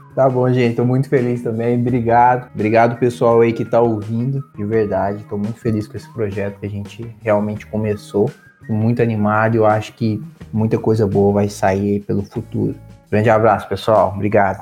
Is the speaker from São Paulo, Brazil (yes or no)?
no; Uberlândia, Minas Gerais, Brazil; moved away as an adult; also born or lived in New Zealand / Vitória; now in Portugal; eu vim de Uberlândia, é uma cidade no Triângulo Mineiro